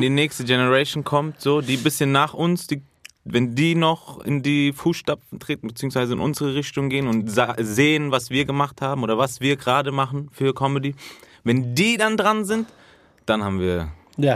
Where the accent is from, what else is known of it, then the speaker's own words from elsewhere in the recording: Frankfurt, Hesse, Germany; wir aus Frankfurt